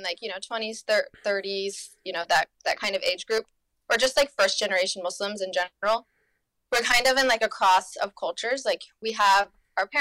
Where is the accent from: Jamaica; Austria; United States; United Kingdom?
United States; North Carolina; moved away as an adult; also born or lived in Germany; I'm from North Carolina, like I grew up in North Carolina